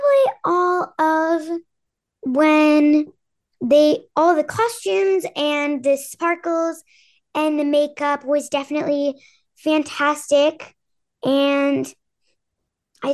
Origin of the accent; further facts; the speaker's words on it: San Francisco, California, United States; I am from San Francisco, so they're my hometown team